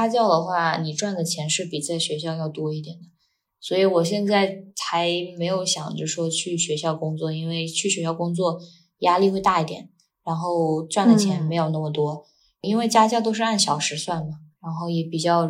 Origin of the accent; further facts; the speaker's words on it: China; now in Dubai, United Arab Emirates; 我们在国内